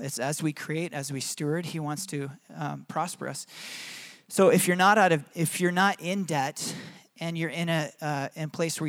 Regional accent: Michigan, United States; accent: Michigan; And my own children make fun of me for my Michigan accent.

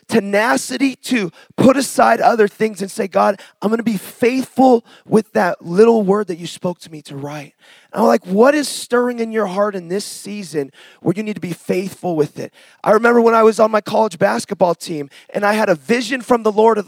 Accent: Seattle, Washington, United States; moved away; I'm from Seattle originally

